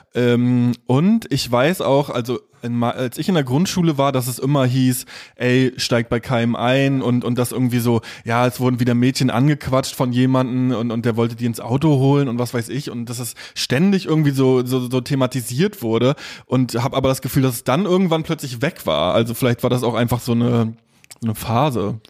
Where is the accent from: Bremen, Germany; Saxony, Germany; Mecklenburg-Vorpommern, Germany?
Mecklenburg-Vorpommern, Germany; Stralsund; Also ich komme ja aus, äh, aus Stralsund in MV